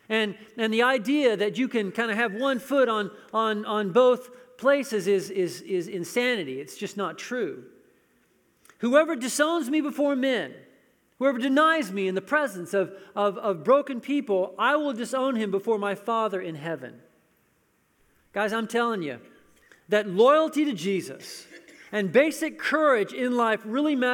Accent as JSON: {"language": "English", "country": "United States", "said": "I'm an American"}